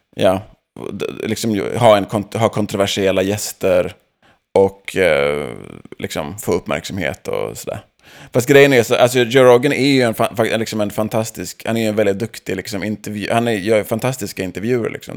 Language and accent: Swedish; Sweden; now in Los Angeles, United States; som annan svensk i USA